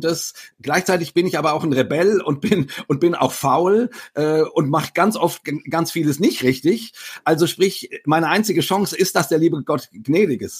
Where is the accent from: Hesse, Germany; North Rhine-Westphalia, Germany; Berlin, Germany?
Hesse, Germany; near Frankfurt; ich komme aus der Nähe von Frankfurt